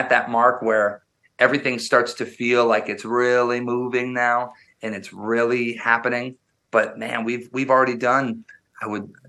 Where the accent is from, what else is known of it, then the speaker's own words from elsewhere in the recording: Wisconsin, United States; I was born and raised in Wisconsin, which is the midwest they call it up near near canada and i grew up very very rural